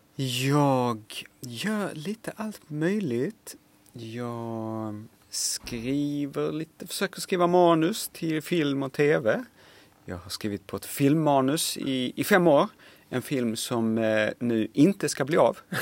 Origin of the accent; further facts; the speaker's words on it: Lund, Skåne, Sweden; accent: Skånska (Lund variant); jag kommer ifrån Lund och har pratar då skånska med någon sån här lite förnäm lundensisk eh, variant av skånska